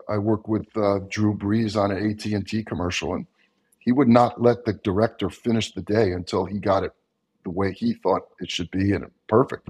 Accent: Long Island, New York, United States; I grew up on Long Island, New York, which was flatter than flat.

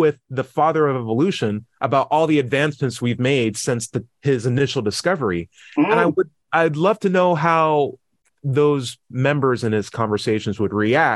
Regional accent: United States

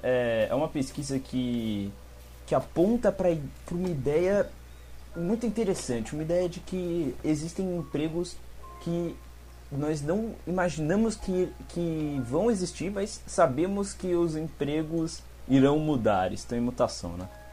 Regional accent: São Paulo, Brazil; eu sou aqui do Campo Limpo, São Paulo, Zona Sul

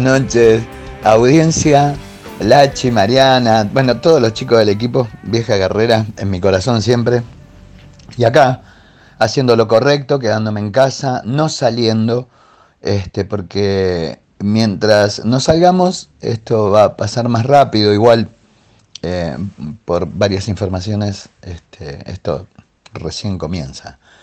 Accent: Argentina; soy argentino

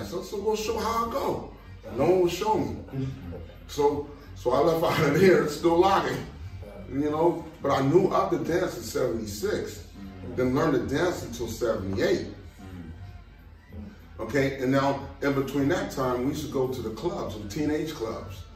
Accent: Pasadena, California, United States; born there; Actually, that's where I was born in Pasadena.

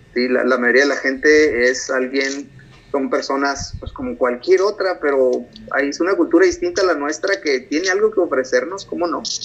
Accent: Mexico; moved away as an adult; now in United States; mi cultura como mexicano es lo unido que es la familia.

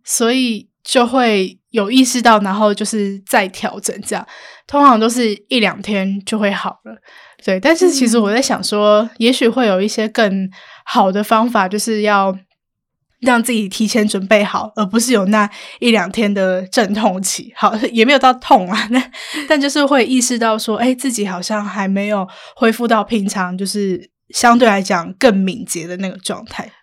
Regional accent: Kaohsiung, Taiwan; moved away; 回高雄就是那个心情真的是会放松很多

